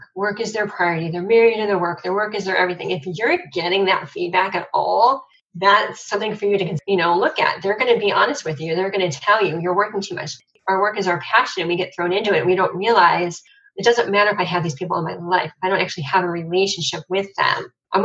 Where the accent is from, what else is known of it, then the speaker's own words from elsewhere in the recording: Cleveland, Ohio, United States; I'm from Cleveland